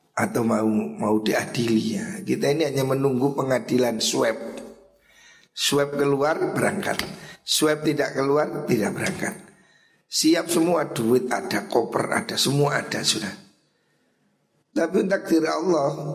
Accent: Java, Indonesia; kita ini wong Jawa

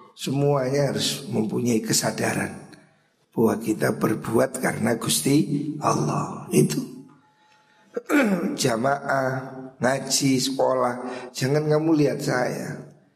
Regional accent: Java, Indonesia; kita ini wong Jawa

